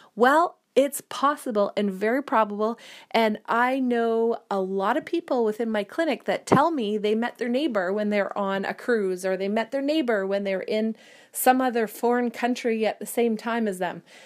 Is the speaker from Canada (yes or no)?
yes; Sudbury, Ontario, Canada; moved away as an adult; also born or lived in Calgary, Alberta; I grew up in Sudbury, Ontario, which is a city of about 100, 150,000 people.